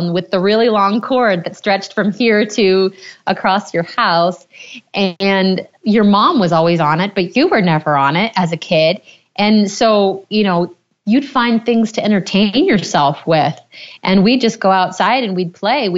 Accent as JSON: {"language": "English", "region": "Maine", "country": "United States", "tie": "born or raised there"}